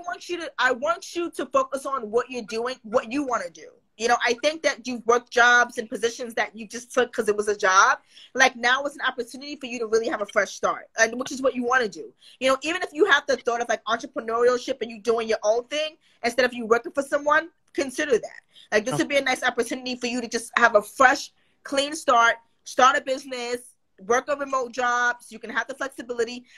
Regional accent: New York, United States; I'm from New York

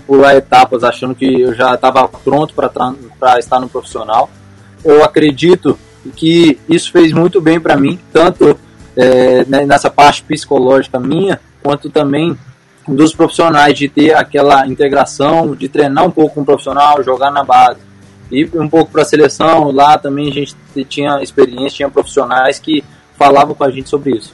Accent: Linhares, Espírito Santo, Brazil; also born or lived in Serra, Espírito Santo; nasci na Serra, mas em 2002 vim morar em Linhares

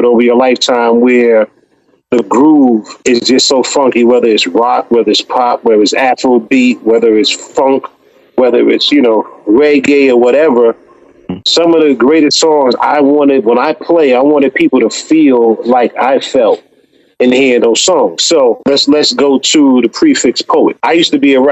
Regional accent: New York City, New York, United States; I grew up in Harlem

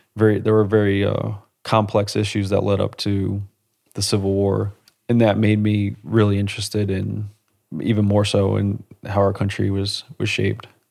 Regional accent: New England, United States; I grew, I grew up in New England

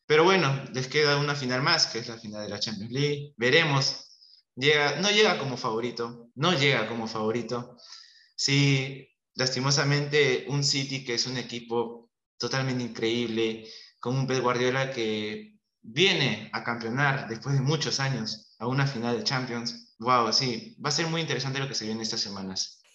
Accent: Peru; como peruano

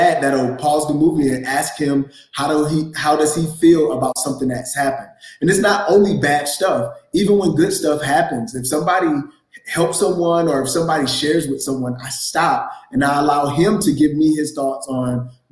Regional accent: Valdosta, Georgia, United States; moved away; I'm originally from Valdosta, Georgia

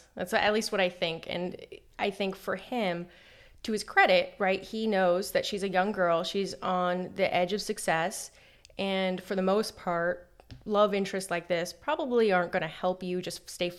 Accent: Southern California, United States; I grew up in SoCal and stood in SoCal.

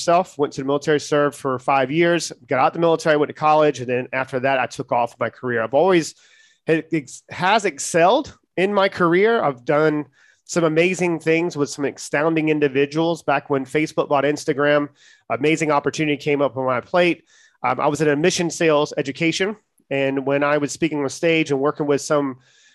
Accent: Charleston, South Carolina, United States; I'm from Charleston, South Carolina, born and raised

